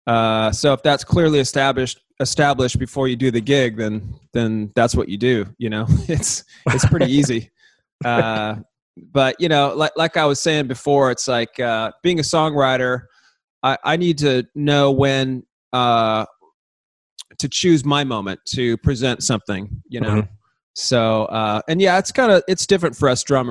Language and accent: English; San Diego, California, United States; growing up in San Diego, the part of the city that I grew up in was kind of like out in the sticks